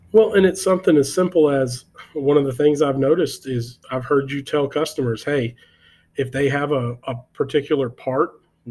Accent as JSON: {"language": "English", "region": "Texas", "country": "United States", "said": "we're from Texas"}